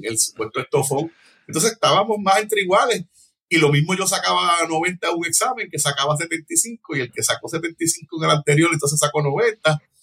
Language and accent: Spanish; Hatillo, Puerto Rico; accent: Hatillo sing-song (cantadito); also born or lived in Cataño, Puerto Rico; empecé a vivir en Atillo a los nueve años